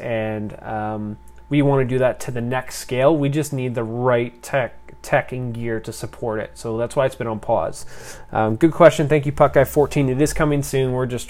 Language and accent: English; Canada; Most of it was through being Canadian